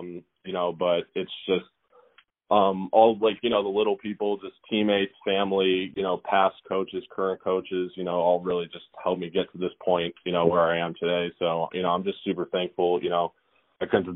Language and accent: English; Illinois, United States; my home state, Illinois